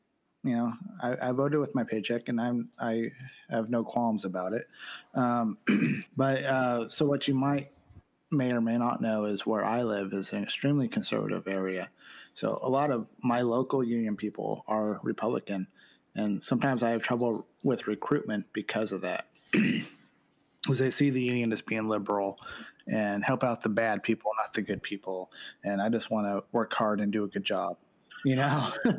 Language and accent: English; California, United States; as a Californian, what I would really love to sit there and see is just one person, one vote, popular vote.